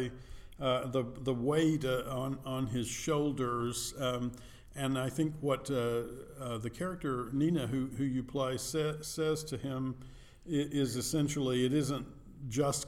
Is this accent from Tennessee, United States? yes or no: yes; Nashville area, Tennessee, United States; My family moved from Nashville to a smaller town 30 miles away